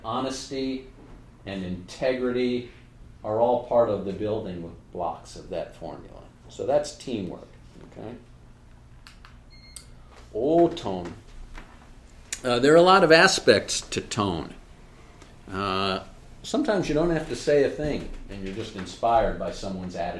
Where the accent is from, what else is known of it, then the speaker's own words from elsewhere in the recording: New York, United States; I'm a New Yorker